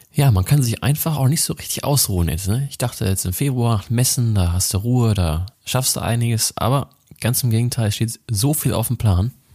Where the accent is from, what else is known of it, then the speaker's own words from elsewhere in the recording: Rhineland, Germany; Ich bin ja gebürtiger Rheinländer, an Weiber fast noch geboren